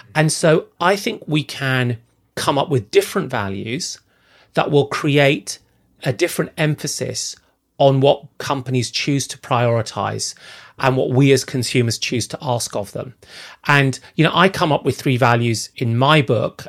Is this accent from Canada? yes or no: no; Zambia; moved away; I grew up in Zambia, in sub-Saharan Africa